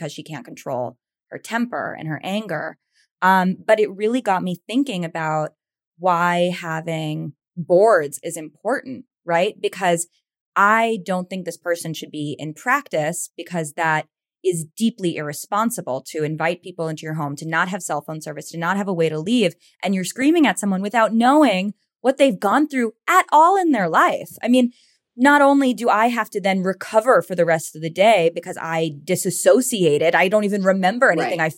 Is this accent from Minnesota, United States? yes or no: no; New York, United States; I'm from New York